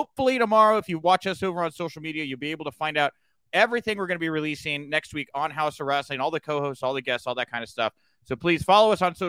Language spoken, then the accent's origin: English; The Woodlands, Texas, United States; where I grew up in the Woodlands